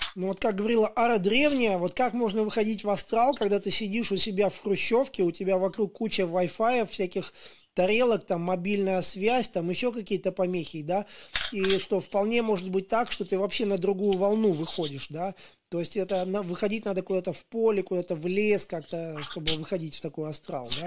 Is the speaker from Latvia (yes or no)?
yes; Daugavpils, Latgale, Latvia; я вот сам из Даугупилса